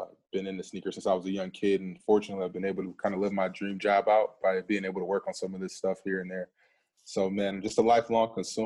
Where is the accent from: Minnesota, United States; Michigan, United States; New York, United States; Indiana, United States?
Michigan, United States; Flint; moved away; growing up in Michigan